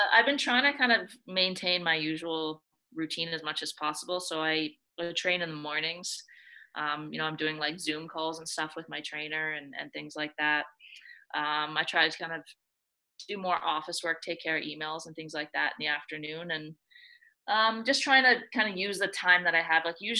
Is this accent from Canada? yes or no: yes; Ontario, Canada; also born or lived in Calgary, Alberta / Ithaca, New York; now in Toronto, Canada; I'm originally from Ontario